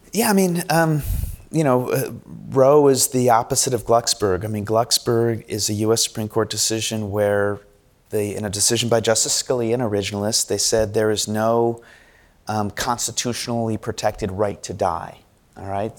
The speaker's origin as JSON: {"language": "English", "country": "United States", "said": "We Americans"}